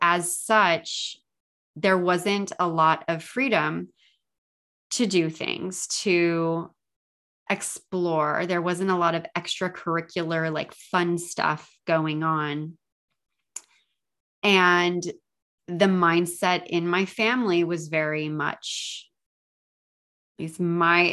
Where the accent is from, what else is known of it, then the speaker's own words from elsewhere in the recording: San Diego, California, United States; I live in San Diego and I was born in San Diego